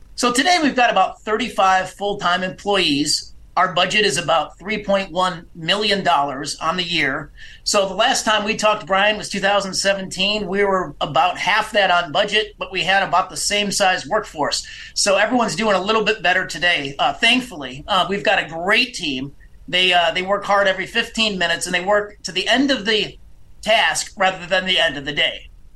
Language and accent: English; Illinois, United States; my home state of Illinois.